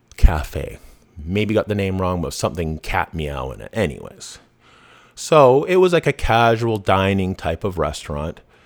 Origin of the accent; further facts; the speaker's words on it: Vancouver, British Columbia, Canada; I grew up in Vancouver, I grew up in B C